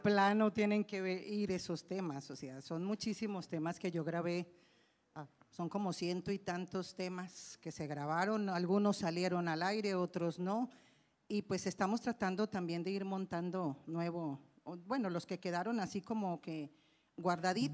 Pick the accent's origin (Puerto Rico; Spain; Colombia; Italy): Colombia; Medellín, Antioquia; moved away as an adult; now in Mexico; yo soy originaria de Medellín, Colombia